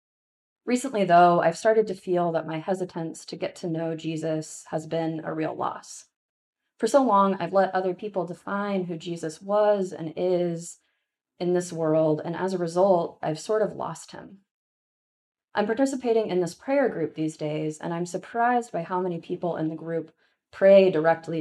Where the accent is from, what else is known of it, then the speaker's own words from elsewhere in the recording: Texas, United States; growing up in Texas